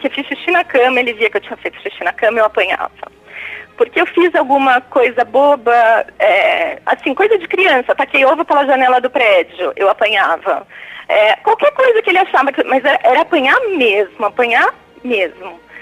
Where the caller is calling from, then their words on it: São Paulo, Brazil; Eu falo de São Paulo, Padre, capital.